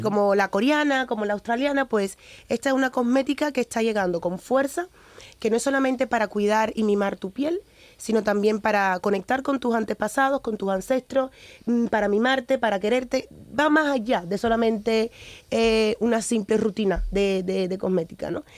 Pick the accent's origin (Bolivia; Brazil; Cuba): Cuba; moved away; also born or lived in Ghana (ancestry); nací en Cuba, mis padres son africanos, mi abuelo portugués